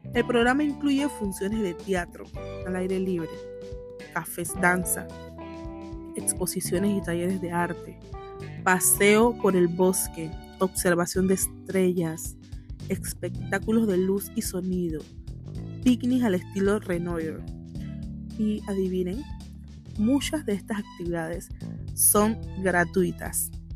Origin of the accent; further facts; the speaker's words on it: Panama; Panamá, obvio, soy panameña